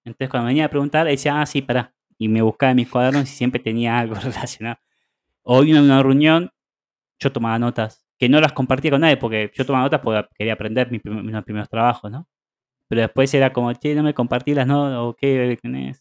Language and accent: Spanish; Argentina; now in Barcelona, Spain; yo como vengo de Argentina